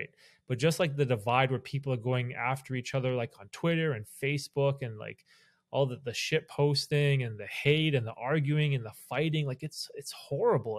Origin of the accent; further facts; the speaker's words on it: Canada; I'm Canadian